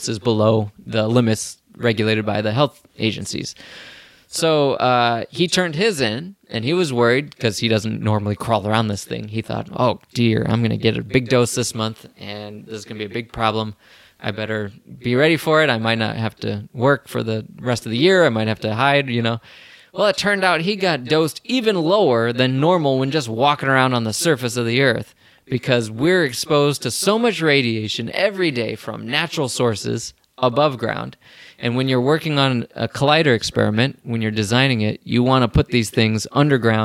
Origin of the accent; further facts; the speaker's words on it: Bettendorf, Iowa, United States; We both graduated from Bettendorf High School, so it's kind of a weird thing. We're both from Iowa